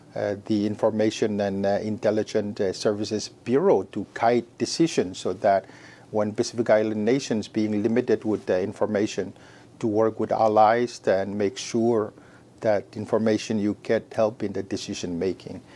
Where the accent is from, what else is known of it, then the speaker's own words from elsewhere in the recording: Micronesia; also born or lived in Oregon, United States; growing up with many siblings and growing up in the Micronesian culture of uh, respect